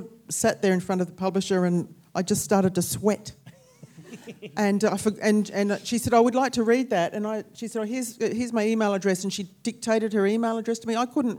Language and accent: English; Australia; I mean, you're all here because we're Australian authors